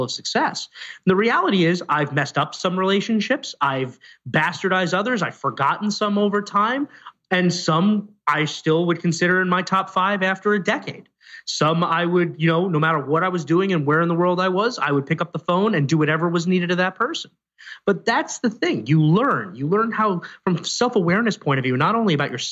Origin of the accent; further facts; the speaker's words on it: New York City, New York, United States; I was born in Staten Island, not the Upper West Side of Manhattan